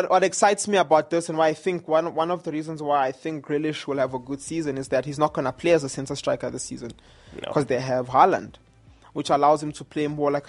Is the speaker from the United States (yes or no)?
no; South Africa; as a South African